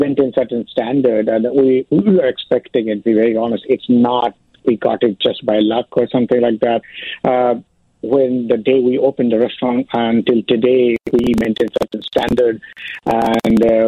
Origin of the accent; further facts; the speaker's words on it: suburb of Calcutta, West Bengal, India; moved away as an adult; also born or lived in London / Dubai / San Francisco / New York; now in Chicago, United States; I born and raised in India, of course, in the suburb of Calcutta